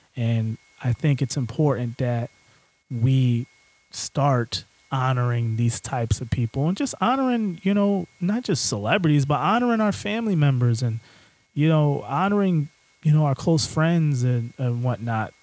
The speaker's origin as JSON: {"language": "English", "region": "Connecticut", "country": "United States", "tie": "born or raised there", "said": "my home state of Connecticut"}